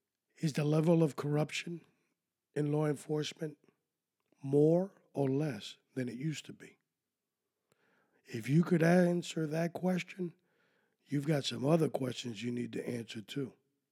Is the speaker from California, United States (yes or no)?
no; Miami, Florida, United States; Who are you fooling? I'm from Miami. I know exactly what I want.